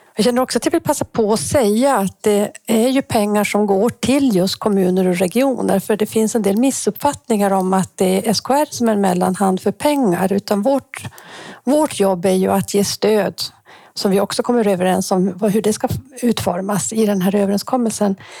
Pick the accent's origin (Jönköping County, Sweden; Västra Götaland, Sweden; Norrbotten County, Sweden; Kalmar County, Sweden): Norrbotten County, Sweden; Kiruna; jag är ju också född i Kiruna